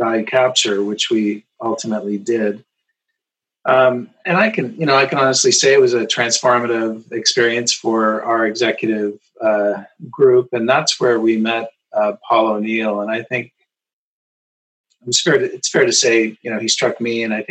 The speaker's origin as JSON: {"language": "English", "town": "Burlington", "region": "Ontario", "country": "Canada", "tie": "born or raised there", "said": "So decided to start my own practice in my hometown of Burlington, Ontario"}